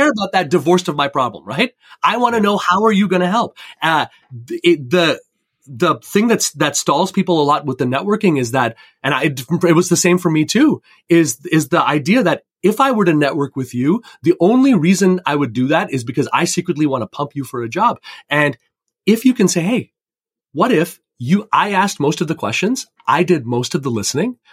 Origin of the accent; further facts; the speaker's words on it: Canada; also born or lived in India (ancestry); now in Fairport, United States; I come from Indian immigrants growing up in Canada